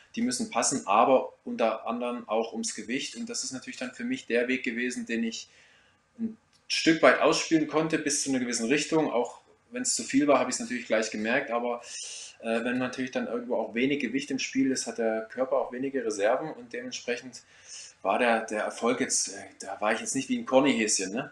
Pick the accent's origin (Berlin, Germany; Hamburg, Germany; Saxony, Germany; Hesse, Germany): Saxony, Germany; Ore Mountains; moved away; also born or lived in Black Forest; Ich komme ja gebürtig aus dem Erzgebirge